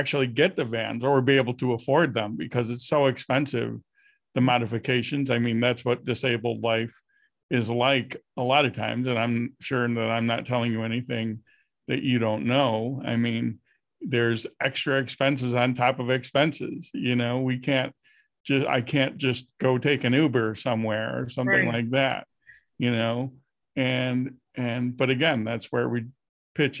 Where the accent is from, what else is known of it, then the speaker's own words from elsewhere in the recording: Buffalo, New York, United States; I'm from Buffalo, New York